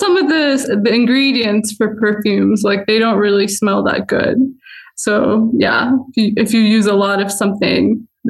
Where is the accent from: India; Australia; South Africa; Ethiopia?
Ethiopia; Addis Ababa; also born or lived in Clinton, New York; I mean, I grew up here.